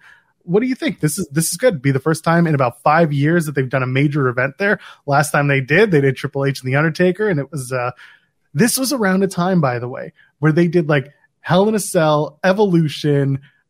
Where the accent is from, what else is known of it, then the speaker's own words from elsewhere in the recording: Australia; I am Australian.